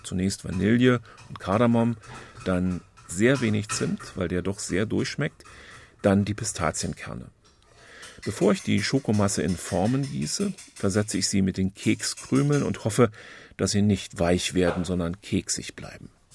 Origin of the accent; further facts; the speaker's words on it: Berlin, Germany; Würde mir als Berliner ja ganz gut gefallen